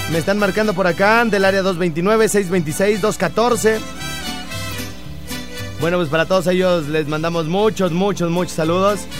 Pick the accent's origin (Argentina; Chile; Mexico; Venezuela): Mexico; Charo, Michoacán; moved away; Y nosotros somos de Charo, ahí donde es un pueblo, tú sabes, de la independencia. Pero nos vinimos para acá toda la banda chida